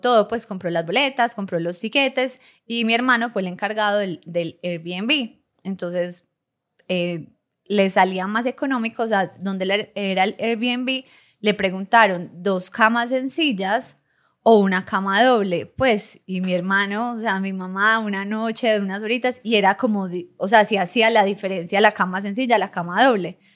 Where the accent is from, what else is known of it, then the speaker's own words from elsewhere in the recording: Medellín, Antioquia, Colombia; de Marinilla, no, de Medellín